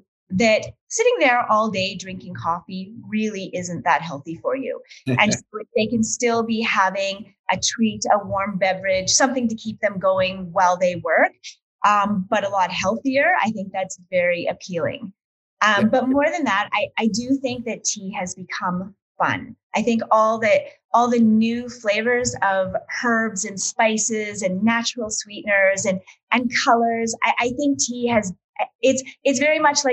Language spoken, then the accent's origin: English; Alberta, Canada; I grew up in Alberta